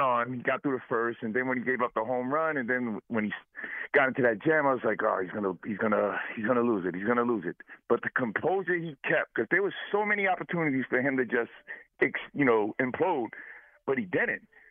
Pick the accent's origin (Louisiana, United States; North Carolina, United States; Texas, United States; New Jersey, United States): New Jersey, United States; Jersey City; now in Greenwich, United States; I'm originally from Jersey City.